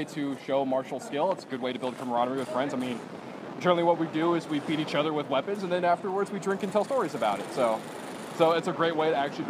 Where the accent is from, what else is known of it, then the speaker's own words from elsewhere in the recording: Seattle, Washington, United States; I'm from Seattle